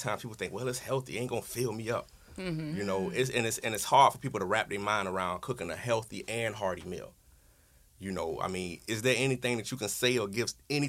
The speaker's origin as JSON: {"language": "English", "town": "Miami", "region": "Florida", "country": "United States", "tie": "born or raised there", "said": "I'm originally from Miami, I grew up on all Haitian food."}